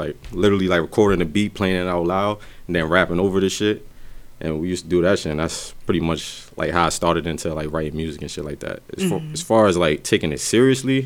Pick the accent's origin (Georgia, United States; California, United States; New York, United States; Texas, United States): New York, United States; New York City; also born or lived in Newburgh, New York; from the Bronx originally, but I grew up both in the Bronx and Newburgh, New York, which is where I'm located now.